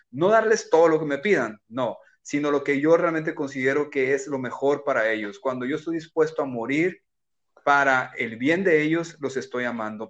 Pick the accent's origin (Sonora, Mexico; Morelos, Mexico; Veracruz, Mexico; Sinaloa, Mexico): Sinaloa, Mexico; Culiacán; moved away as an adult; also born or lived in Tijuana / Rosarito; yo soy de Culiacán, eh, vivo en Culiacán